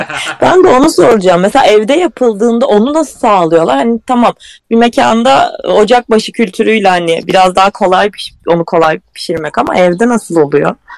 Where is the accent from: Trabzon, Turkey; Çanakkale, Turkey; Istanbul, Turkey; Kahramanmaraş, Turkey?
Çanakkale, Turkey; ben Çanakkale'liyim